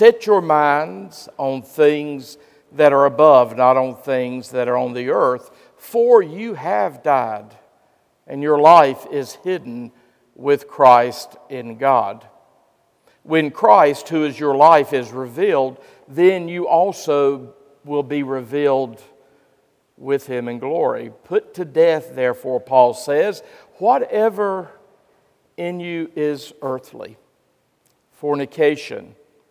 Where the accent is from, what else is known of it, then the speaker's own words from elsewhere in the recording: Gastonia, North Carolina, United States; In my hometown of Gastonia, North Carolina